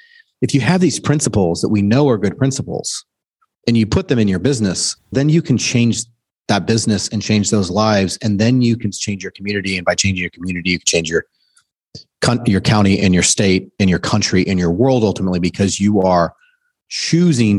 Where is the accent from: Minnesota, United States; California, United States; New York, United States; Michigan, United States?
California, United States; Southern; also born or lived in Steamboat Springs, Colorado; now in Dallas, United States; We grew up in Southern California